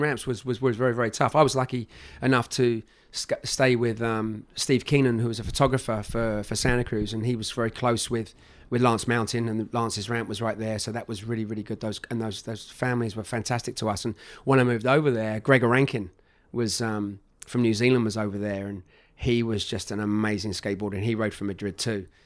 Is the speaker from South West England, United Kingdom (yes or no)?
no; London, United Kingdom; moved away as an adult; also born or lived in United States; I was from Northwest London